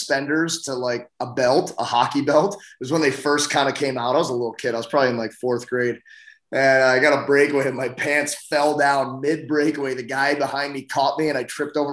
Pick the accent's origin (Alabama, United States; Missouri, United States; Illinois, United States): Missouri, United States; St. Louis; also born or lived in Chicago; Yeah, I grew up in St. Louis. I was actually born in Chicago, but I grew up in St. Louis. My parents moved here when I was 4 years old